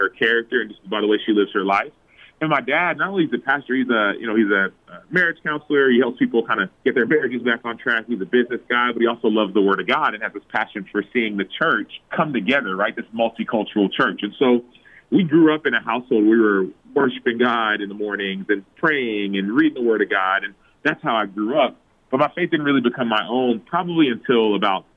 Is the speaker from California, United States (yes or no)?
no; Dallas, Texas, United States; I am from Dallas, Texas. My parents are from Nigeria, actually, and so they were born and raised over there, came to America, and I've been in Texas the last, I don't know, I was born and raised in Texas